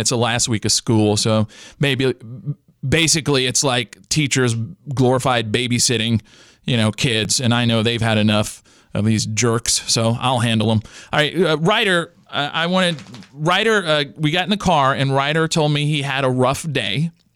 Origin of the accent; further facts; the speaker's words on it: Louisiana, United States; I grew up in the Louisiana educational system